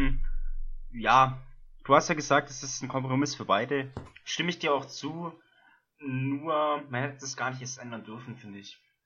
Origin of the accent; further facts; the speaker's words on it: Germany; bei uns in Deutschland